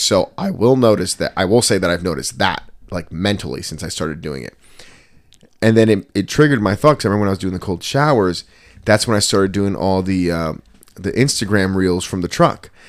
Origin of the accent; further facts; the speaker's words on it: Trenton, New Jersey, United States; I was growing up in Trenton